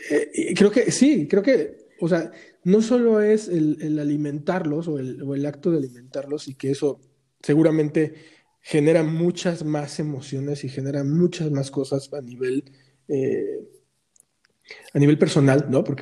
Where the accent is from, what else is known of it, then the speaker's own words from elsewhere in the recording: Mexico; es romper también con nuestros propios eh, rollos de, de, como mexicanos no nos apoyamos